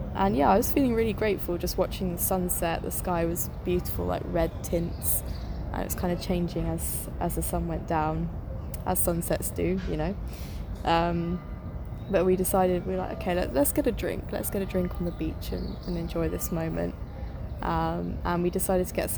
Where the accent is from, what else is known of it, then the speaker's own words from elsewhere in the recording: United Kingdom; I'm a British girl